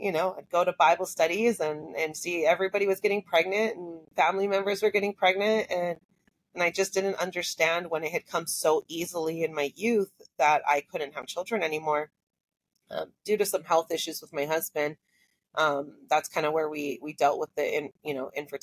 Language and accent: English; Hawaii, United States; growing up in Hawaii